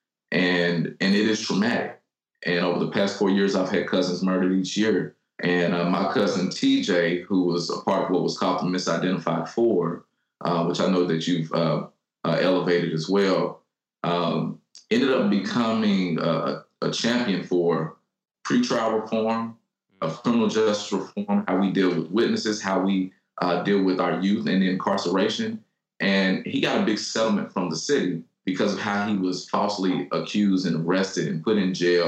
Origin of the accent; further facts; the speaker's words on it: Louisville, Kentucky, United States; I grew up in what is the poorest zip code in Kentucky